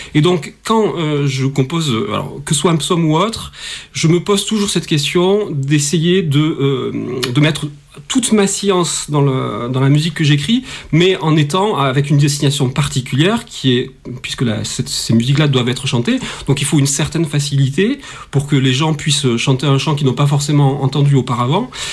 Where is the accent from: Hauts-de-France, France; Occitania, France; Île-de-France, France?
Occitania, France; Toulouse; also born or lived in Paris; je suis toulousain, j'ai travaillé au conservatoire de Toulouse avant d'aller à Paris